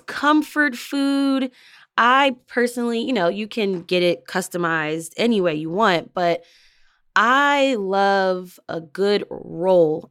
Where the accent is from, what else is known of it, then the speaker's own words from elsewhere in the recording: Delaware County, Pennsylvania, United States; also born or lived in northern New Jersey; now in Philadelphia, United States; I actually grew up in Delco, Delaware County, uh, so it's outside of Philadelphia